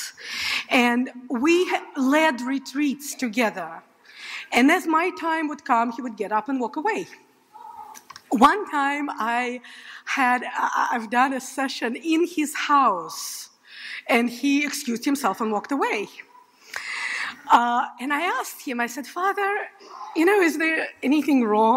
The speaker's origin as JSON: {"language": "English", "region": "Saint Petersburg", "country": "Russia", "tie": "born or raised there", "moved": "yes", "said": "in St. Petersburg, Russia. I grew up in a very secular Jewish family"}